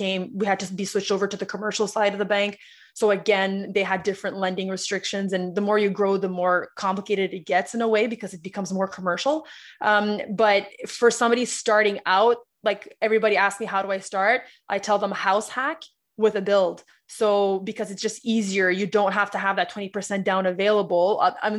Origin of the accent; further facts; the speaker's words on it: Ottawa, Ontario, Canada; I'm from Ottawa